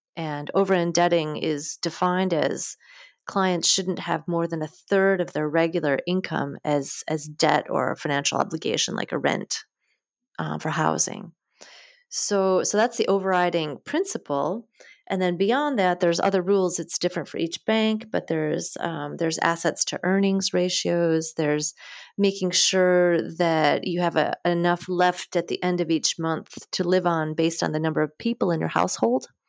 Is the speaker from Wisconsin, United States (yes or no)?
yes; Wisconsin, United States; moved away as an adult; also born or lived in Minneapolis, Minnesota; now in France; I grew up in Wisconsin, in a small town just north of Madison.